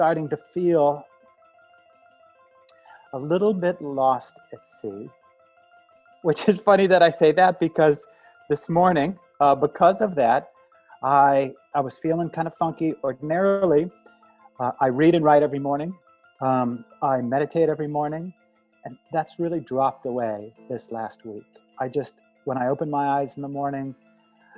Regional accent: Midwest, United States; also born or lived in New York / Montreal / San Francisco; now in New Orleans, United States; I was a painter from the Midwest.

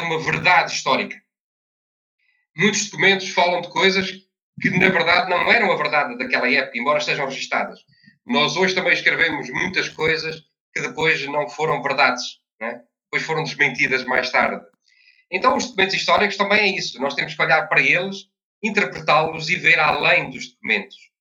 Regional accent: Covilhã, Centro, Portugal; na Covilhã, que é a minha terra

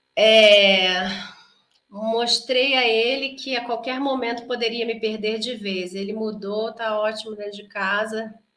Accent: Brazil; A gente é muito brasileiro

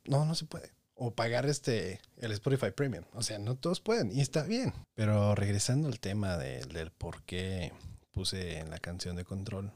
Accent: Tepic, Nayarit, Mexico; crecí en Tepic Nayarit

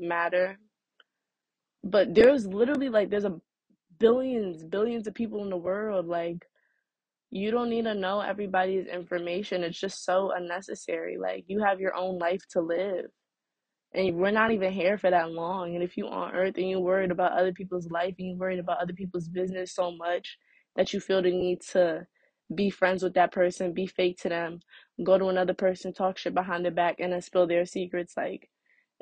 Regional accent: New Jersey, United States; I'm from Jersey. I'm in high school

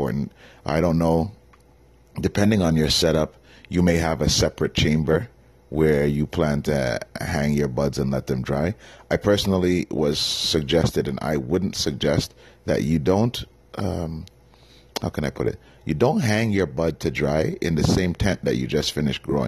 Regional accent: Toronto, Ontario, Canada; moved away as an adult; I was born and raised in Scarborough, Ontario.

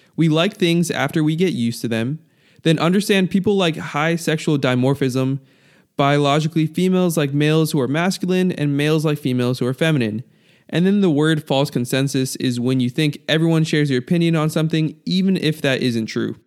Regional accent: United States; being raised in America

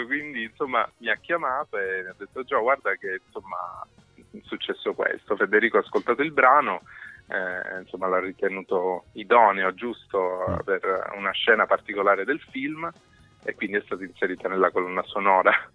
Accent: Cosenza, Calabria, Italy; moved away; è la città in cui sono nato, cresciuto

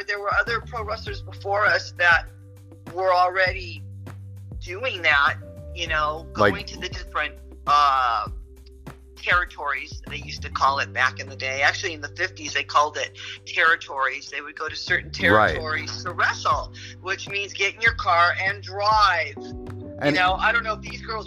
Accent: Los Angeles, California, United States; I'm from Los Angeles.

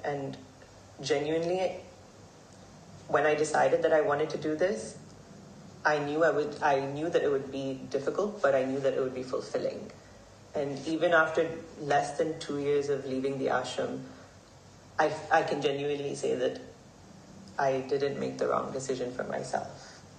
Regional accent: Hong Kong; I grew up here in Hong Kong. I was born and raised here.

